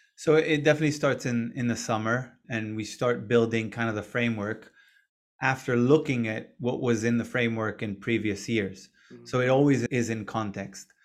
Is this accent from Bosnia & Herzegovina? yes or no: no; Israel; moved away as an adult; also born or lived in Boston, United States; I was born and raised in Israel.